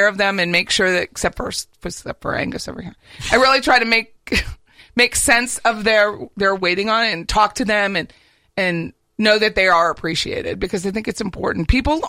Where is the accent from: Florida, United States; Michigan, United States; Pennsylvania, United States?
Pennsylvania, United States; moved away; I'm from Pennsylvania.